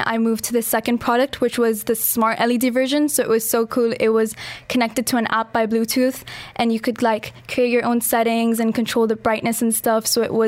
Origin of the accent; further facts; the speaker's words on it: Dubai, United Arab Emirates; also born or lived in Pakistan; So I'm from Pakistan and I've been in Dubai my whole life and I study at Emirates International School, Jumeirah.